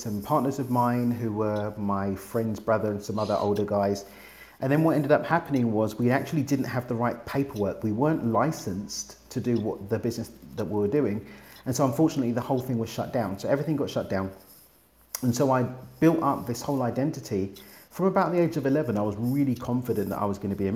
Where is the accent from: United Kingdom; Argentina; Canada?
United Kingdom; London; now in Mexico; I'm from East London in the UK, but I now get to live in Mexico